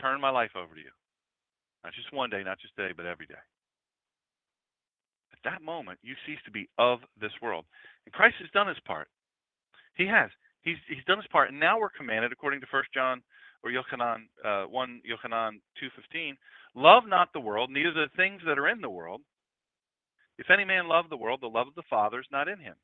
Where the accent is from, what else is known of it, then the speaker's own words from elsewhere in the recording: Lewes, Delaware, United States; I'm from Lewis, Delaware, where we eat crabs and clams and oysters. I could pick a crab at 3-4 years old